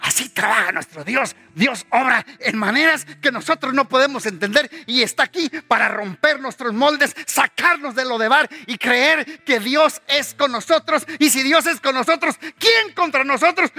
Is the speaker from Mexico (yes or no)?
yes; Mexico; moved away; Salimos de México, pero México no salió de nosotros.